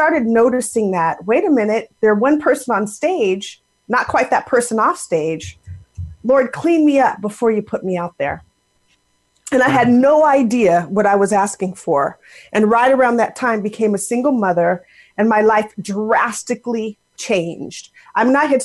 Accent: Seattle, Washington, United States; moved away as an adult; now in Raleigh, United States; I am originally from the Seattle, Washington area. And grew up out there

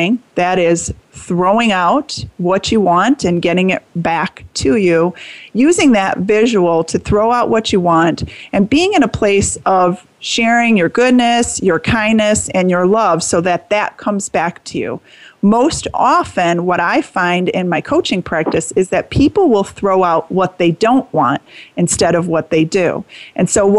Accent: St. Charles, Illinois, United States; St. Charles, Illinois, my hometown

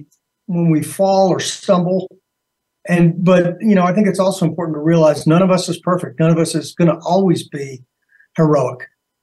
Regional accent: Arizona, United States; also born or lived in Germany; I was born actually in Germany. I consider Arizona home, but, you know, being a military family, we lived all over the place.

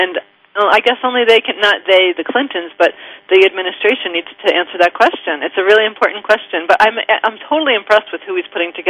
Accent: Northeast, United States; You're from the Northeast. I'm from the Northeast.

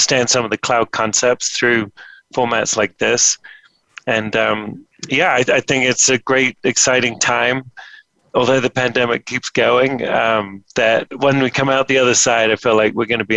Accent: England, United Kingdom; moved away as an adult; now in United States; I'm from England originally, but moved to the States 20 odd years ago.

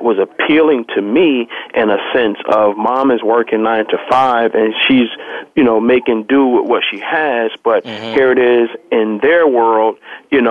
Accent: New York City, New York, United States; I was born in Harlem, New York

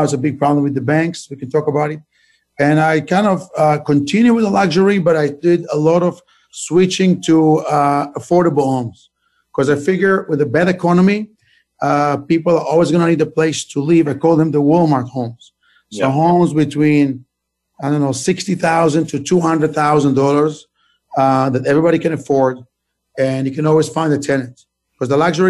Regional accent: Israel; moved away as an adult; now in United States; I'm originally from Israel

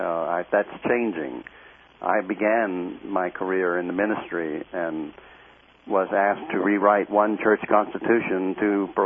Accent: the South, United States; I grew up in the South.

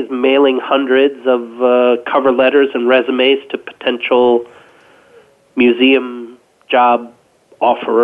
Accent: Detroit, Michigan, United States; I grew up in Detroit, actually in the city of Detroit

